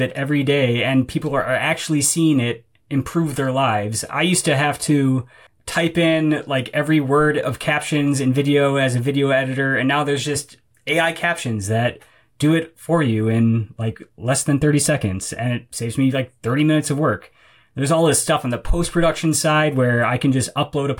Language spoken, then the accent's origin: English; St. Paul, Minnesota, United States; I'm from St. Paul